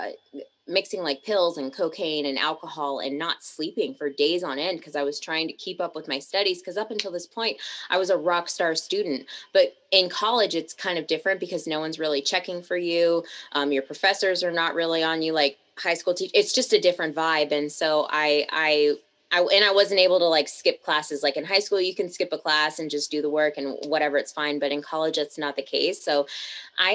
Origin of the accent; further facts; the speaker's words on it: Tacoma, Washington, United States; also born or lived in Seattle; I come from Tacoma, which is like a smaller city on the outskirts of Seattle